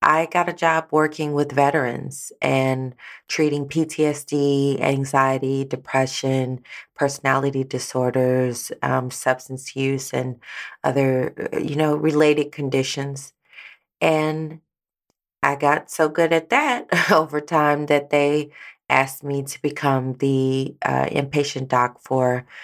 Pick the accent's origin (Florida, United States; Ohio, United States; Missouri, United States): Missouri, United States; St. Louis; moved away as an adult; also born or lived in Texas; I am from St. Louis, Missouri